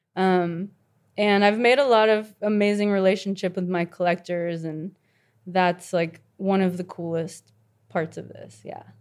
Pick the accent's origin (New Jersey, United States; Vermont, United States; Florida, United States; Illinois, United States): Florida, United States; Miami; I grew up in Miami